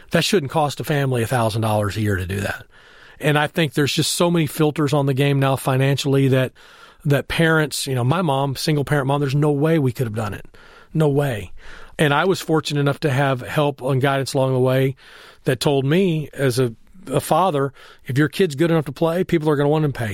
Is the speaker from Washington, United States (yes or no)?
no; Temple, Texas, United States; moved away; I grew up in Temple, Texas, where it was a football factory